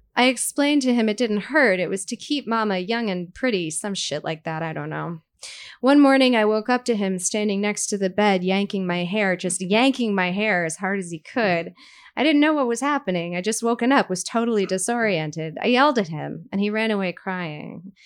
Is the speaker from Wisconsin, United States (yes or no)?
no; Brooklyn, New York, United States; I grew up in Brooklyn